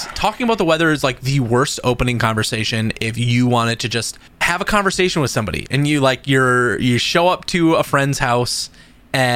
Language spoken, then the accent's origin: English; St. Paul, Minnesota, United States; So I grew up in just outside of St. Paul, like the city proper. So it's all rectilinear.